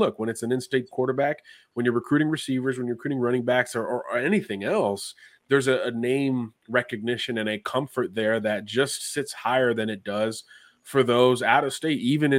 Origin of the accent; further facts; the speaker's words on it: Florida, United States; You know, this state, my home state, is not known for producing a lot of big time quarterback recruits.